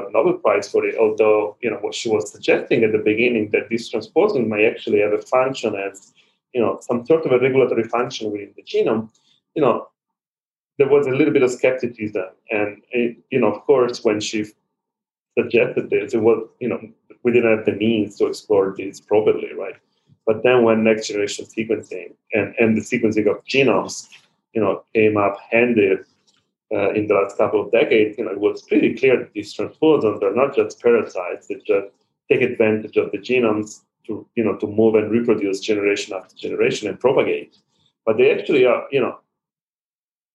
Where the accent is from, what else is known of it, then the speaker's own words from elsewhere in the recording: Milan, Lombardy, Italy; also born or lived in Rome; we are originally from the Milan area, so in the north